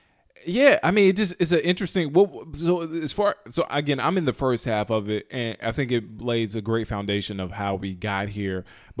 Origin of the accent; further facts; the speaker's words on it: the South, United States; Growing up in the South, being black, you're conservative.